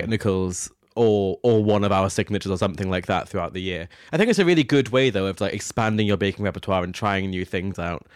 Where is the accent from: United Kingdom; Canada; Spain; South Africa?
United Kingdom; near Dundee, Scotland; Dundee, which is literally a twenty-minute drive from my hometown